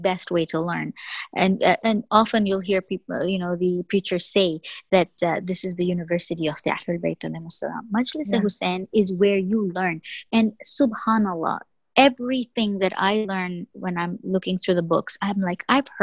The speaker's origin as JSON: {"language": "English", "country": "Canada", "tie": "born or raised there", "first_language": "English", "said": "growing up in Canada, of course, you have to take French"}